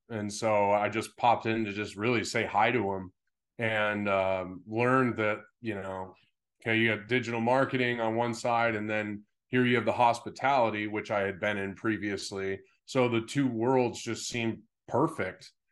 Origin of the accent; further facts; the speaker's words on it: Pittsfield, Massachusetts, United States; also born or lived in San Diego; now in Scottsdale, United States; I was in Pittsfield